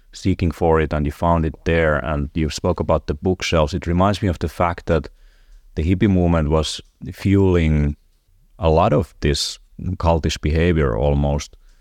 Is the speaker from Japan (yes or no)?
no; Finland; I'm from Finland